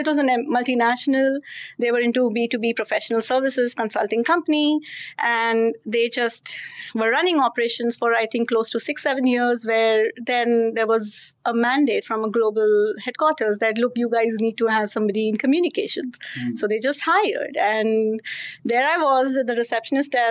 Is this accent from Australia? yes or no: no; Mumbai, Maharashtra, India; I was born in Mumbai. So I'm a Mumbaikar, as we call ourselves